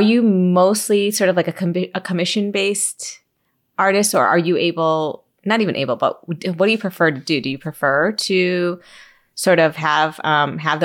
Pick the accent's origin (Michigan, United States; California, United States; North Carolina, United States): Michigan, United States; as a Michigander